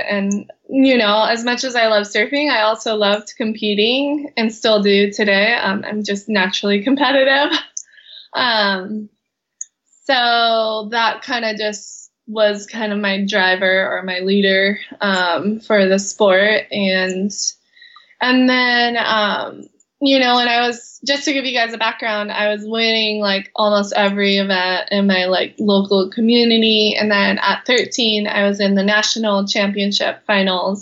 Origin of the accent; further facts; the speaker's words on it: Kauai, Hawaii, United States; I was born and raised here in Kauai, Hawaii, where I still live.